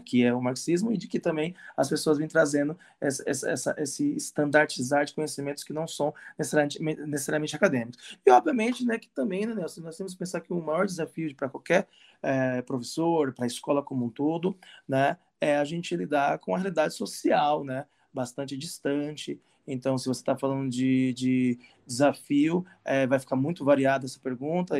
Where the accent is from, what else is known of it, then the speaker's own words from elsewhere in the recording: Santo André, São Paulo, Brazil; eu cresci num bairro em Santo André